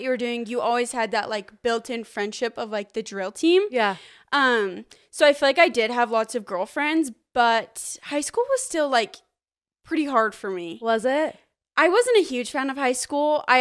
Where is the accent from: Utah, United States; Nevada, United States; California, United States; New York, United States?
Utah, United States; I'm from Utah County. Okay. Born and raised, literally never even moved out of the same house until I got married.